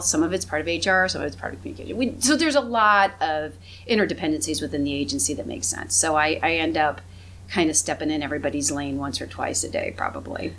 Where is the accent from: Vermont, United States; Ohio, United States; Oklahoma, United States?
Ohio, United States; Findlay; I grew up in Hancock County, I grew up in Findlay, Ohio